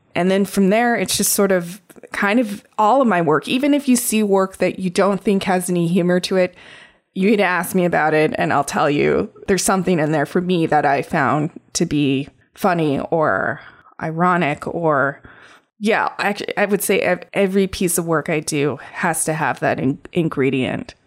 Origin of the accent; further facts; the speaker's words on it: Crow Indian Reservation, Montana, United States; I grew up on the Crow Indian Reservation.